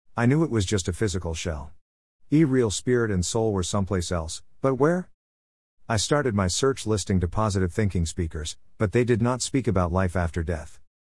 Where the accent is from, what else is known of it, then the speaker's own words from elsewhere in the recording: New York, United States; I was born in New York and raised in the Catholic faith